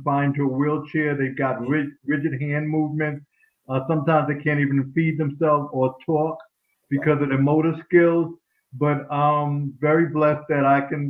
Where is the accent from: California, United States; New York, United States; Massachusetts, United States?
New York, United States; growing up in New York school